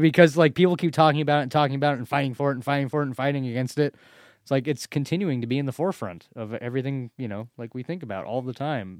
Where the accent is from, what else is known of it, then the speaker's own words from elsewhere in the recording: United States; it was in Malala, my hometown